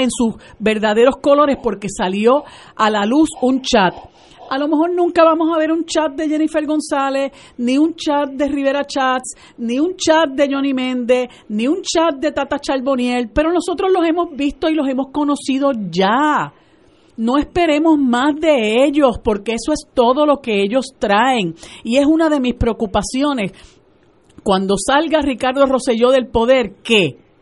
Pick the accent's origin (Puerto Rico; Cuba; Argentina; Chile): Puerto Rico